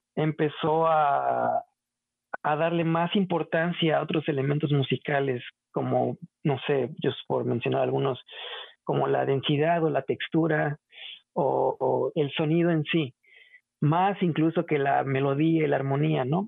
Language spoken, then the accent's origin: Spanish; Xalapa, Veracruz, Mexico; moved away as an adult; also born or lived in Colorado, United States; soy originario de Jalapa, Veracruz